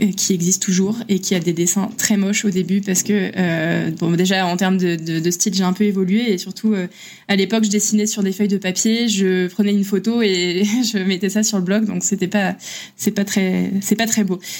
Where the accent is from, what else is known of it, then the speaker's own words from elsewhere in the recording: France; moved away; en tant que Français à l'étranger